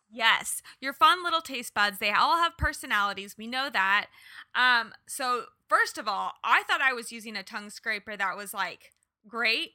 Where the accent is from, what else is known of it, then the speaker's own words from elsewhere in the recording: Kansas, United States; moved away; also born or lived in Los Angeles; I was born and raised in Kansas